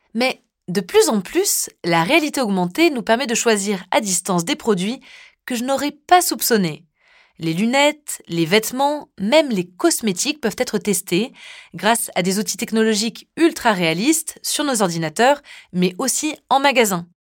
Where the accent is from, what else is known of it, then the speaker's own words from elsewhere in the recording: France; chez nous, en France